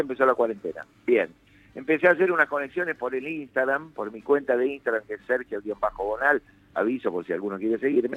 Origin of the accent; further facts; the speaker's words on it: Mar del Plata, Buenos Aires Province, Argentina; Yo soy de Mar del Plata, yo soy nacido en Mar del Plata.